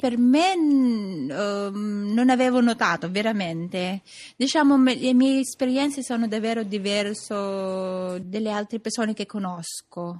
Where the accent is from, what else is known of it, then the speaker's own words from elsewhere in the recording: Philippines; Italian is a second language; now in Rome, Italy; quando dico che sono filippina